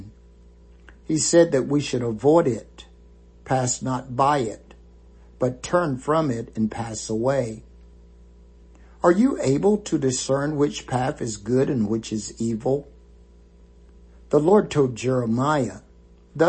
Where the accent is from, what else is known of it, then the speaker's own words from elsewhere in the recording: the South, United States; When we were kids growing up in the South